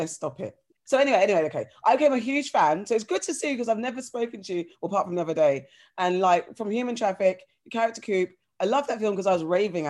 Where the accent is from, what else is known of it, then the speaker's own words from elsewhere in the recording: London, United Kingdom; from South, I'm originally from South.